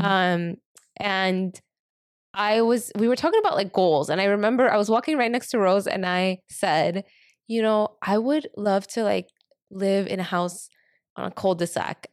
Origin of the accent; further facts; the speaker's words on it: New York City, New York, United States; now in San Francisco, United States; I grew up in Harlem